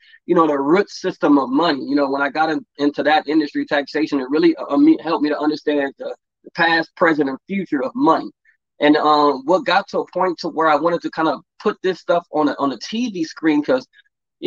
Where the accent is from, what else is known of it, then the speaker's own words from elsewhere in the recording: Los Angeles, California, United States; I grew up in the Los Angeles area, Crenshaw District, between USC, Crenshaw area, a little bit of Culver City area. So all around that area, born and raised, born and bred, LA kid